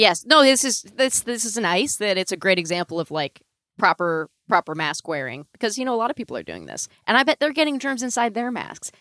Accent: Northern California, United States; I grew up in Northern California

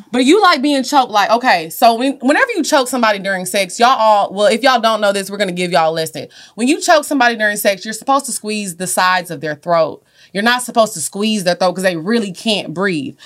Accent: Orange, Texas, United States; I'm from Orange, y'all know they call it the Golden Triangle, Port Arthur, Beaumont

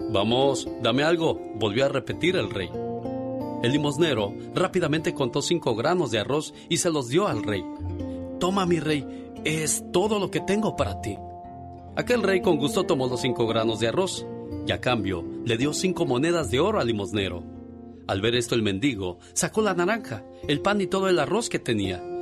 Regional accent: Monterrey, Nuevo León, Mexico; moved away; Un día salí de Monterrey, pero Monterrey nunca salió de mí.

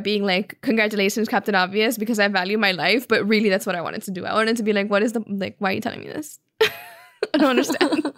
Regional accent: Miami, Florida, United States; also born or lived in Cuba; We were both born in Cuba and raised in Miami

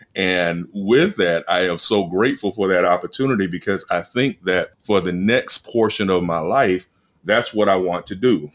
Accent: Tallahassee, Florida, United States; also born or lived in Atlanta, Georgia; I'm based in Tallahassee, Florida, which is technically my hometown. With that in mind, uh, grew up here

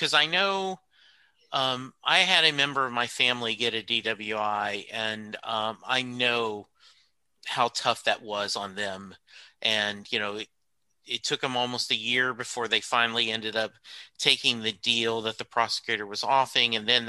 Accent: Louisiana, United States; And Joe LeBlanc is one of the covers I'm chasing because I grew up in Louisiana.

